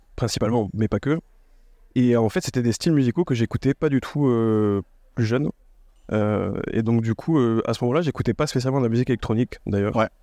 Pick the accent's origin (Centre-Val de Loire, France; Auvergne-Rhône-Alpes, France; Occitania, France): Occitania, France; Toulouse; je suis originaire de Toulouse